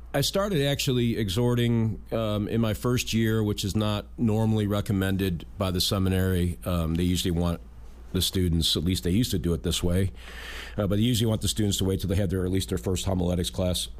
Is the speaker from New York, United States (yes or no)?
yes; Western New York, United States; moved away as an adult; also born or lived in Norfolk, Virginia; now in Newport, United States; growing up in Western New York